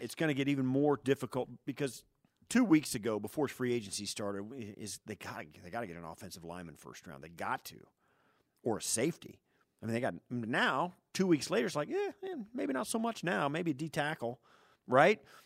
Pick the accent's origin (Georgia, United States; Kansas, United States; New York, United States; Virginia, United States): Kansas, United States; Western; moved away; I grew up in Western Kansas